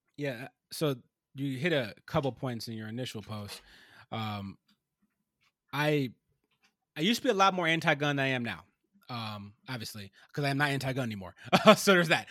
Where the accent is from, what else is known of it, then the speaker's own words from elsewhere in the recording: Ohio, United States; my home state of Ohio, actually, my home state